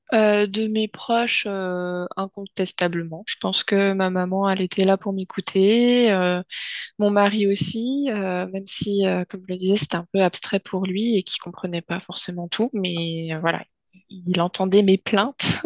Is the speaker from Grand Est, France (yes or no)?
no; Finistère, Brittany, France; je suis euh, une bonne euh, bretonne, pure beurre, euh, plus précisément du Finistère